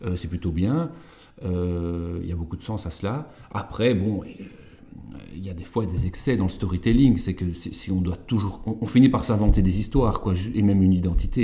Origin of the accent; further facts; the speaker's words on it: Walloon Brabant, Wallonia, Belgium; now in Leuven, Belgium; je suis originaire du Brabant wallon euh, et maintenant je vis à Louvain-Leuven.